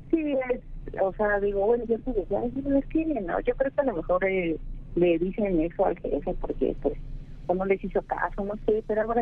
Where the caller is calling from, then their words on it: Iztapalapa, Mexico City, Mexico; De aquí de la ciudad de, de la CDMX e Iztapalapa.